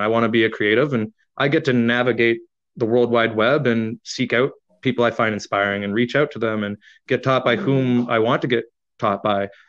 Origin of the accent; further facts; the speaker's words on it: Canada; I'm an Irish Canadian